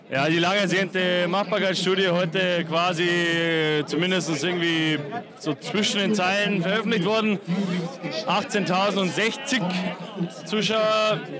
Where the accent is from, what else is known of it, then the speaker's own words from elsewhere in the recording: Kassel, Hesse, Germany; Ich komme eigentlich aus Kassel, aber auch für mich ist die Westkurve hier die Heimat.